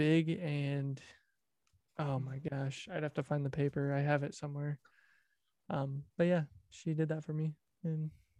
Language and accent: English; Indiana, United States; we are from Indiana